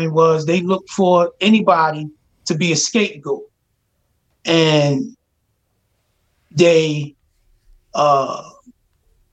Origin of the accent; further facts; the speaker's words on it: Philadelphia, Pennsylvania, United States; I grew up in Abbotsford Projects in North Philadelphia